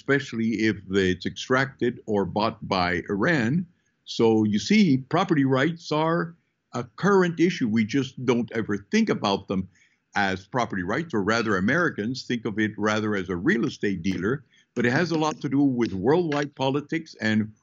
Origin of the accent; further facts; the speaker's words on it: Peru; I was born in Peru.